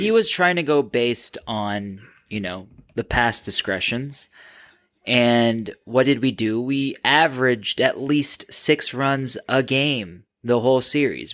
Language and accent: English; Minnesota, United States; I'm from Minnesota